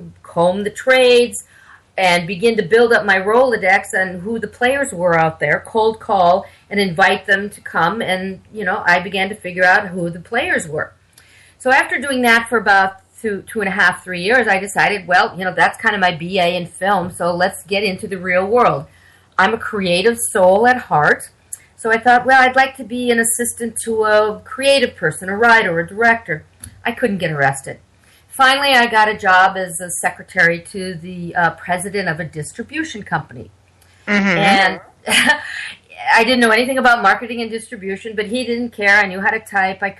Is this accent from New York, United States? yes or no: no; Minnesota, United States; moved away; I'm from Minnesota originally. And back in the Twin Cities, which is Minneapolis-St. Paul area.